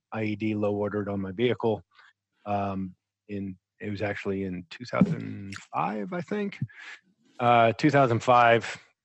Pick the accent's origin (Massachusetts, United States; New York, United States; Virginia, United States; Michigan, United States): Virginia, United States; Virginia Beach; moved away as an adult; also born or lived in Akron, Ohio / Bath, Ohio; I was born in Akron, Ohio. Grew up in between, you know, Bath, Ohio, which is a little farm town outside of Akron, and in Virginia Beach, where you know. They have all the teams and everything. So went to school in Virginia Beach and spent my summers in Ohio